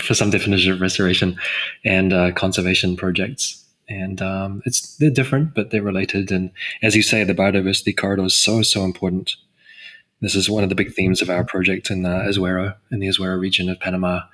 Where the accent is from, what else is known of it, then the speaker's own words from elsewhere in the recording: New Zealand; As a New Zealander